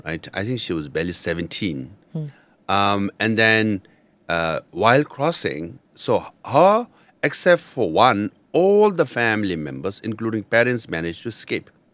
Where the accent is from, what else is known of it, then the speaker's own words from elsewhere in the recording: Darjeeling, West Bengal, India; first language Nepali; English is a second language; moved away; I studied in Tibetan refugee school in Darjeeling